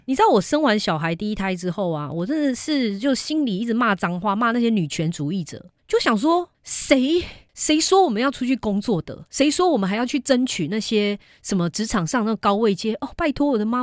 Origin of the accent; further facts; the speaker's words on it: Malaysia; now in Taiwan; 我本人是马来西亚出生